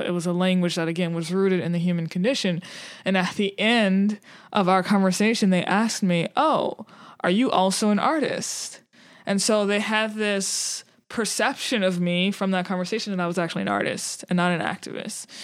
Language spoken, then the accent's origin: English; New Orleans, Louisiana, United States; I'm from New Orleans, so that's, like, home turf